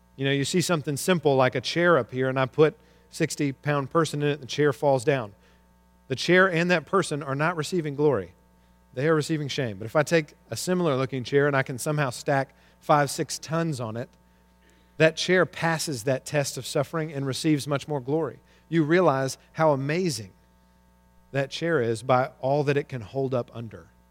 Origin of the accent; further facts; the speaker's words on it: Arkansas, United States; I grew up in Arkansas